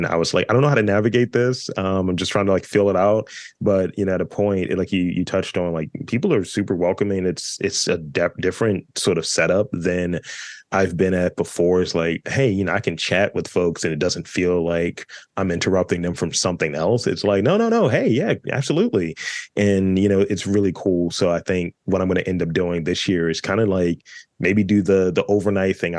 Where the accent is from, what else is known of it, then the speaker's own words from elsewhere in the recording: Baltimore, Maryland, United States; a proud Baltimorean